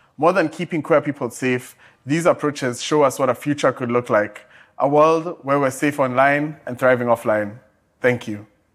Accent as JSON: {"language": "English", "country": "Kenya", "tie": "born or raised there", "said": "my home country, Kenya"}